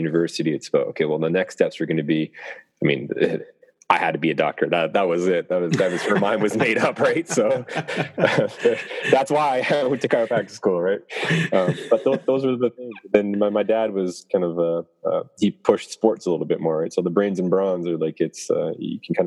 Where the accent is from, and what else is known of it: Canada; born or raised there